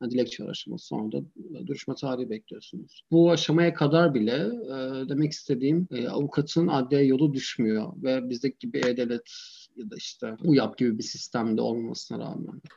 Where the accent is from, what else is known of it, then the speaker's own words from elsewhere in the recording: Turkey; first language Turkish; moved away as an adult; also born or lived in Berlin, Germany; now in Germany; Türkiye'den yeni gelmişim